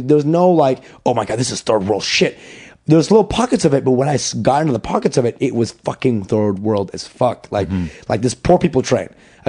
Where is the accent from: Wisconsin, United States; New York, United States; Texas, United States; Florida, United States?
New York, United States; Bro, I'm like, I'm from New York